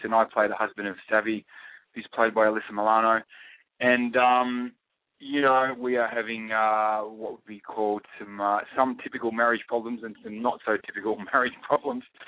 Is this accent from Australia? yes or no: yes; Australia; accent: Australian; I speak in my Australian accent